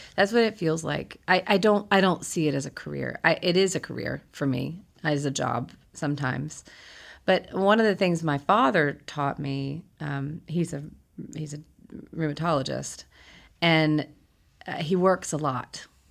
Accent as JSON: {"language": "English", "town": "Huntsville", "region": "Alabama", "country": "United States", "tie": "born or raised there", "said": "I grew up in Huntsville, Alabama"}